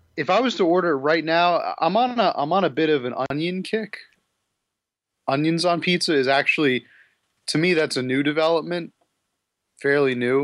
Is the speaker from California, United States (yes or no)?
no; New York, United States; as a New Yorker